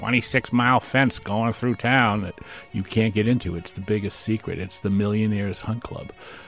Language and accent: English; New Hampshire, United States; I grew up in New Hampshire